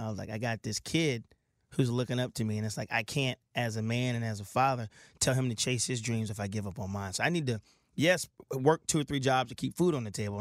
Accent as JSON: {"language": "English", "town": "Milton", "region": "Delaware", "country": "United States", "tie": "born or raised there", "moved": "yes", "said": "I was born and raised right in Milton"}